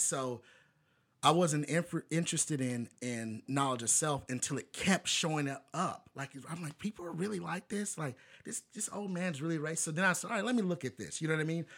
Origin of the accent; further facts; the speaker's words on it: Bowling Green, Kentucky, United States; I'm black guy from Bowling Green, Kentucky